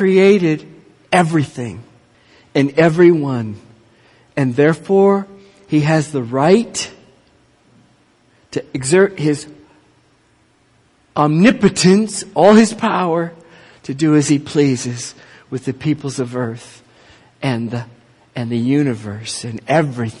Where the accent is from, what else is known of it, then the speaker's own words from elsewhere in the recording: Minneapolis, Minnesota, United States; I grew up in Minneapolis